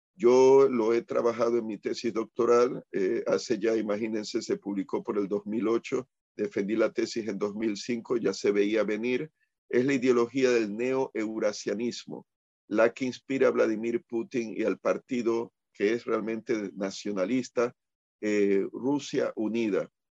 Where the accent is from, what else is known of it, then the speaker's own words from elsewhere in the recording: Puerto Rico; aquí en Puerto Rico